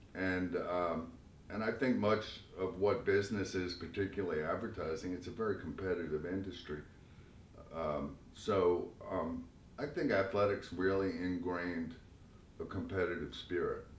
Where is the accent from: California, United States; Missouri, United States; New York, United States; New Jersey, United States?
New York, United States; Long Island; also born or lived in Brooklyn, New York; I was born in Brooklyn, and like most uh, Brooklyn kids, uh, my family moved out to Long Island. I was raised on Long Island.